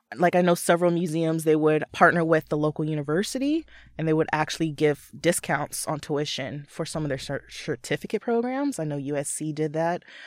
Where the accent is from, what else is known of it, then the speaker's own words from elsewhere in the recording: Southern California, United States; moved away as an adult; also born or lived in Los Angeles; now in Seattle, United States; I'm originally from Southern California.